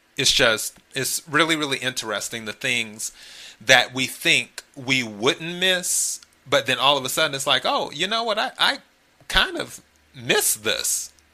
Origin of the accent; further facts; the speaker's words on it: the Carolinas, United States; also born or lived in Miami; now in Los Angeles, United States; originally I'm from the Carolinas, so I'm a Carolina kid.